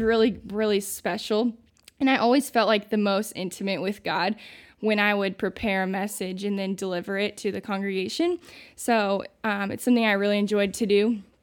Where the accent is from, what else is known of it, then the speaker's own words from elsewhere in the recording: Santa Claus, Indiana, United States; moved away; I'm from Santa Claus, Indiana, originally